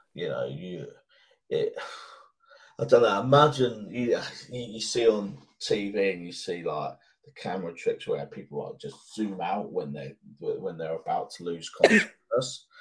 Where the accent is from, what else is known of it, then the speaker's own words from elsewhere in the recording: United Kingdom; British people, part of our upbringing is to to ask someone, are they okay?